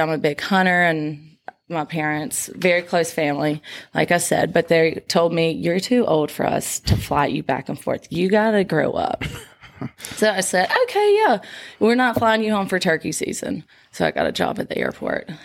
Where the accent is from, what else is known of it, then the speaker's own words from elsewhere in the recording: Crystal Springs, Mississippi, United States; I'm from Crystal Springs, Mississippi, 30 minutes away from here.